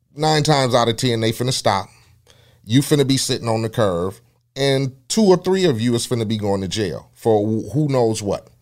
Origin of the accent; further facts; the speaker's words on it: Compton, California, United States; being a young cat growing up in Compton